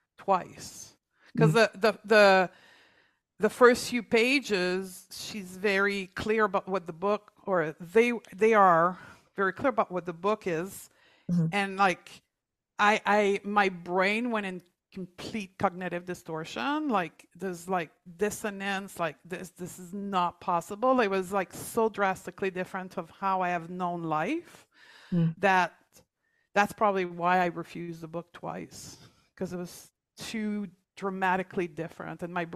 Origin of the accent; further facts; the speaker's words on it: Canada; And then I closed my clinic in Toronto. We're both from Canada.